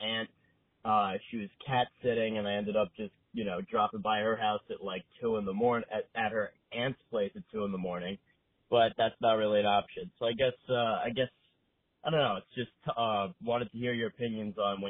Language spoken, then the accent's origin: English; Long Island, New York, United States; I'm from Long Island